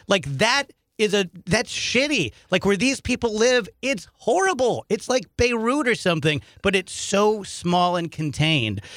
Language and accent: English; South Roxana, Illinois, United States; also born or lived in St. Louis, Missouri; I grew up in South Roxanne, Illinois, which is like a suburb of Edwardsville.